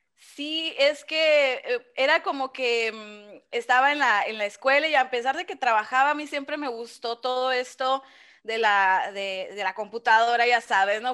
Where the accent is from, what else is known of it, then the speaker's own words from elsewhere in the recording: Ciudad Obregón, Sonora, Mexico; aquí he estado toda mi vida